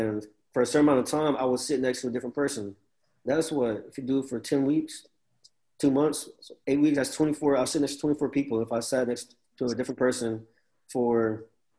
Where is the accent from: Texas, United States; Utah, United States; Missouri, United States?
Texas, United States; College Station; also born or lived in Dallas; I'm from College Station